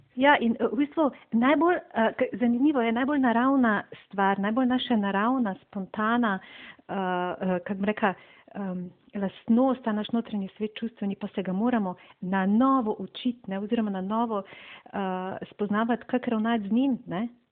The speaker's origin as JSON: {"language": "Slovenian", "country": "Slovenia", "said": "Slovenci smo znani kot zelo zadržani"}